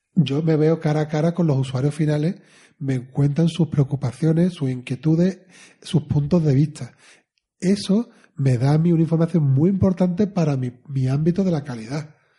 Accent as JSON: {"language": "Spanish", "country": "Spain", "said": "como somos españoles"}